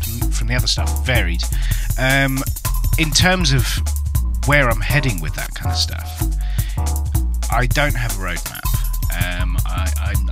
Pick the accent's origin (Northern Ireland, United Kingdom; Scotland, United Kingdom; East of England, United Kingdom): East of England, United Kingdom; Cambridge; Cambridge, and born and bred.